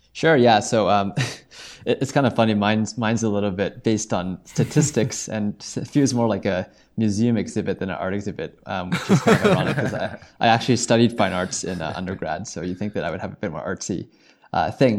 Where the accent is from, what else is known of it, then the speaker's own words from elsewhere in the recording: Toronto, Ontario, Canada; grew up in the Toronto area.